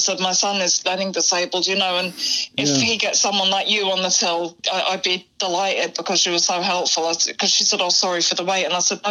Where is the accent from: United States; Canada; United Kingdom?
United Kingdom; Acton, London; Acton, West London.